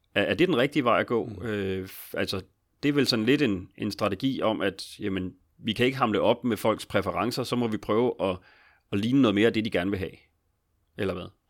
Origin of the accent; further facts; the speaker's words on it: Capital Region of Denmark, Denmark; Nu er jeg jo også fra Region Hovedstaden